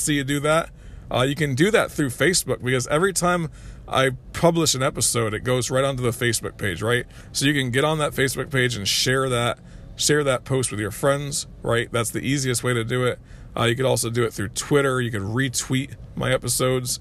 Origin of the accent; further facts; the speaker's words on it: United States; as American people